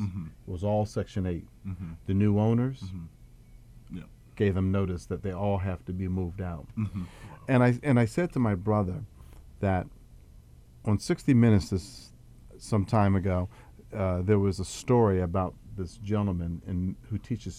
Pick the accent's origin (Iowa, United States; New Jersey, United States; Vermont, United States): New Jersey, United States; Atlantic City; my hometown, Atlantic City, New Jersey